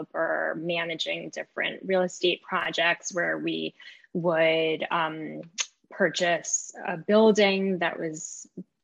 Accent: New York, United States; also born or lived in Israel; I was raised in New York, and they sent me to Israel every summer

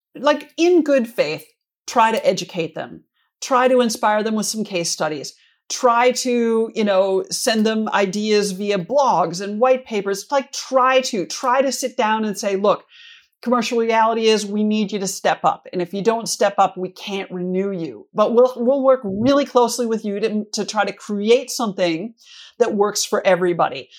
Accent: Minnesota, United States; moved away; I'm from Minnesota originally, and, uh, the Twin Cities Marathon, I'm actually from closer to the Grandma's Marathon up on the north shore

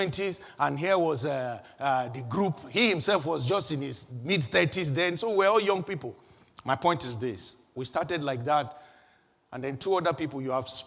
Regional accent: Nigeria; moved away as an adult; also born or lived in Kaduna; back in my home country, Nigeria

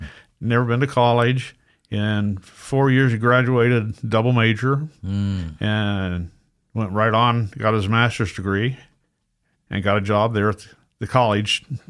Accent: Lawrence, Kansas, United States; born there; also born or lived in California; Well, I grew up several different places. I was born in Lawrence, Kansas. And my father had served in World War II in the Navy, and he got activated for the Korean War.

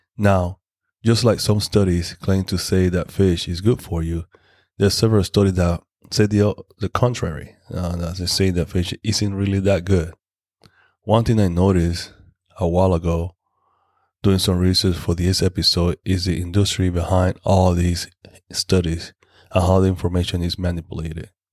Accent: Panama; in my hometown in Panama

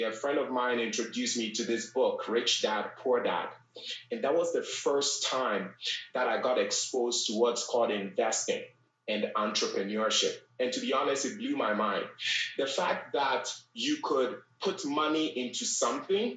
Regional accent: Ghana; moved away; also born or lived in Bronx, New York, United States; I was born and raised in Ghana, West Africa

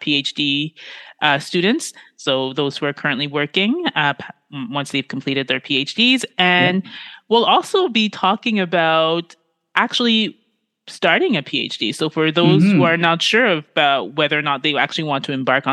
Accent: Ontario, Canada; I was born and raised in Canada

